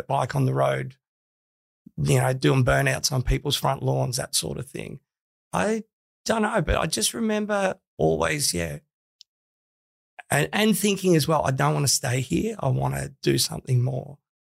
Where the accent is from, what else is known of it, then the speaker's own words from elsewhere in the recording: Melbourne, Victoria, Australia; now in Sydney, Australia; Melbourne, northern suburbs. I spent a lot of time at a suburb called Mill Park, which is like a new housing estate. So, I used to ride dirt bikes from 11 years old in the paddocks out the back.